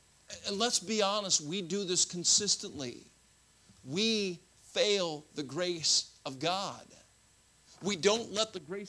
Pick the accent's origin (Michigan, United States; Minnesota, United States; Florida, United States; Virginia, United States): Florida, United States; I grew up in Florida. We have